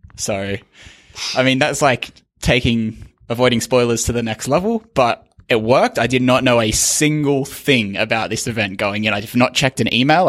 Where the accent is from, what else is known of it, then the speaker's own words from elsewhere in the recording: Australia; as an Australian